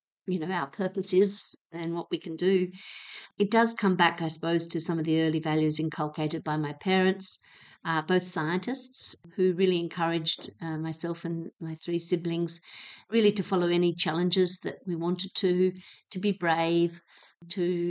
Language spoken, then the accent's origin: English; Hobart, Tasmania, Australia; moved away; I grew up in Hobart